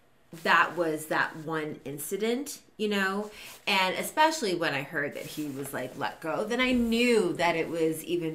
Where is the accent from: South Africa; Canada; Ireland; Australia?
Canada; Toronto, Ontario; I'm from Toronto.